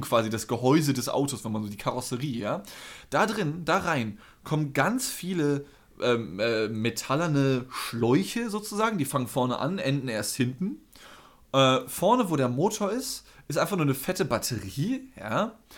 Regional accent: North Rhine-Westphalia, Germany; moved away; also born or lived in Northern Germany; ich nenne es halt auch Karneval als NRW-Mensch

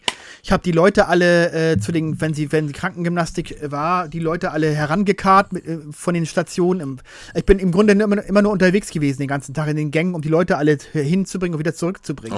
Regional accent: Hamburg, Germany; Wir als Hamburger

